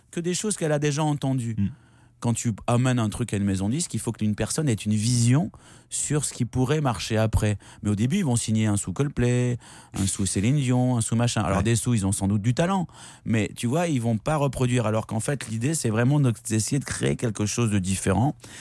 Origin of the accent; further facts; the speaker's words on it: Bordeaux, Nouvelle-Aquitaine, France; j'ai fait tout ça à Bordeaux. Non, non, mais je, je suis bordelais